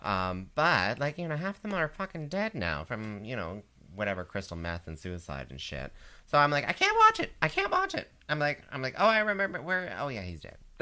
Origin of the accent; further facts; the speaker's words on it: Canada; I'm a Canadian audiencer